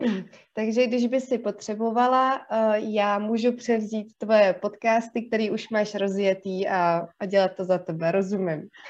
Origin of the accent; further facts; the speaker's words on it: Kaplice, South Bohemian Region, Czechia; also born or lived in London / Prague; now in Ostrava, Czechia; původně jsem z pohraničí z Jižních Čech, z takového maloměsta ehm, z kaplice